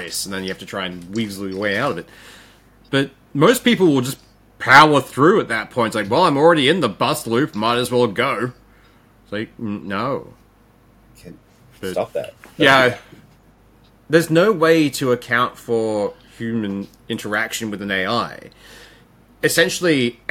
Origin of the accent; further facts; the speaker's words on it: Mackay, Queensland, Australia; my hometown is Mackay